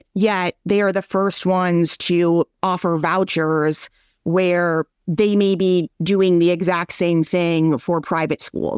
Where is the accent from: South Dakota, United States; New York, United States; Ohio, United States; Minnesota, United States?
Minnesota, United States; I'm from Minnesota